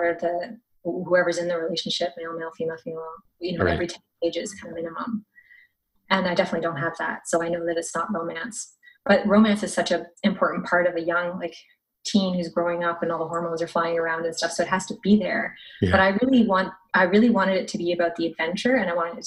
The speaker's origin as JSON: {"language": "English", "town": "Canmore", "region": "Alberta", "country": "Canada", "also_born_or_lived": "Saskatchewan", "said": "my dad is from Saskatchewan and my family lives there, but actually I'm more from the mountains. I lived in Canmore."}